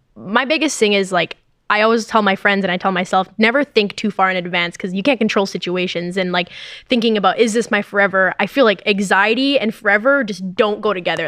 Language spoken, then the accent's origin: English; Canada; moved away as an adult; now in United States; I'm Canadian as well.